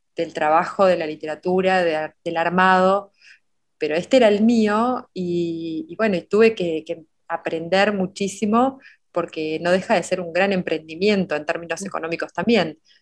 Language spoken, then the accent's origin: Spanish; Oriente, Buenos Aires Province, Argentina; la biblioteca pública de Oriente, del pueblo donde yo nací